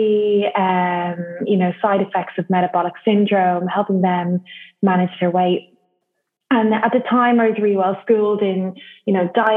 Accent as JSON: {"language": "English", "town": "Dublin", "region": "Leinster", "country": "Ireland", "also_born_or_lived": "United Kingdom / Saint-Gilles-Croix-de-Vie, France", "moved": "as an adult", "said": "So I am from Dublin in Ireland."}